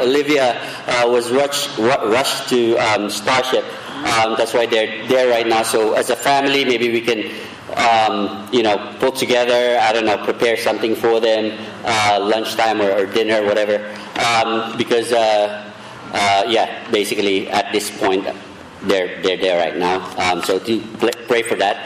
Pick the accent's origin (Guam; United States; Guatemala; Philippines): Philippines; I'm Filipino